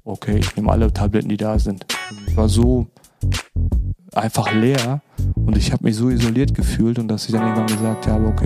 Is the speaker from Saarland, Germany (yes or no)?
no; North Rhine-Westphalia, Germany; born there; now in Düsseldorf, Germany; Ich bin 42 Jahre alt, wohnhaft in Düsseldorf, gebürtiger Sauerländer.